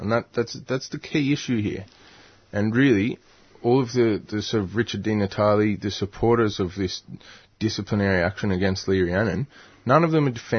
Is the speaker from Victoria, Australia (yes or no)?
no; Newcastle, New South Wales, Australia; moved away; I grew up in Newcastle